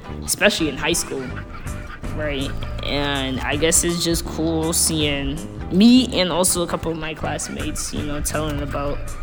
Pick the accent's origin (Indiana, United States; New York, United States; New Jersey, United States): New York, United States; New York City; I'm from Brooklyn, New York